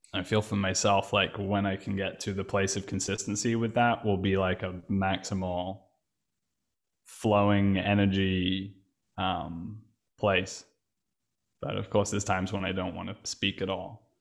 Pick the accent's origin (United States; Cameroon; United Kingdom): United Kingdom; England; now in Berlin, Germany; I'm English. British, also